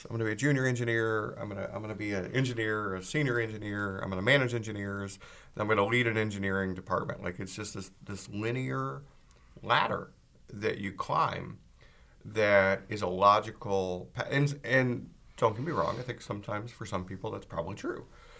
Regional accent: Georgia, United States; also born or lived in California / Texas / England / Boston; now in Portland, United States; And I mean, I grew up in Georgia and lived in California and lived, you know, in Texas and lived in England and Boston, like all over.

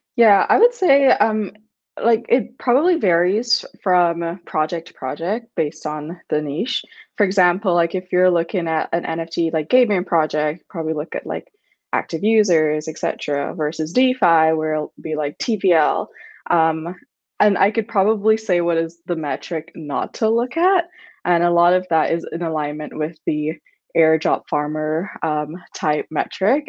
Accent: Barbados; I'm from Barbados, like a very emergent region

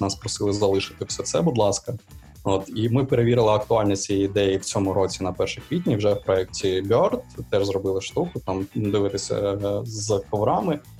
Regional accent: Kyiv, Ukraine; ми кияни, ми залишаємось в Києві

